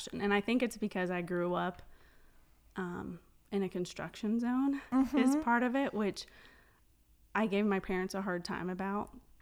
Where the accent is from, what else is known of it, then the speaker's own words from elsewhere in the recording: Walsh, Colorado, United States; also born or lived in Stonington, Colorado; I say my hometown's Walsh, but we live in this tiny town that's southeast of here